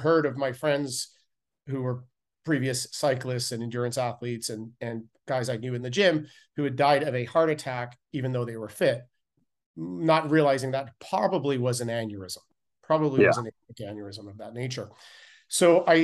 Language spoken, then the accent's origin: English; Canada; growing up in Canada, I was a competitive cyclist